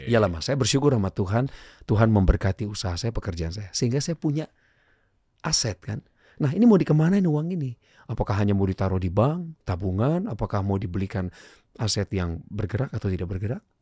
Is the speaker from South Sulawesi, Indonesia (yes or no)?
no; Bandung, West Java, Indonesia; Jumat saya dijemput ke sekolah, dibawa ke rumahnya, di Jalan Galunggung di Bandung